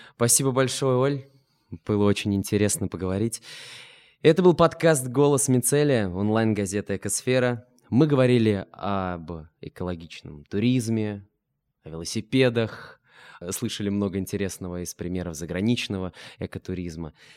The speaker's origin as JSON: {"language": "Russian", "town": "Ulyanovsk", "region": "Ulyanovsk Oblast", "country": "Russia", "tie": "born or raised there", "said": "Я сам из Ульяновска"}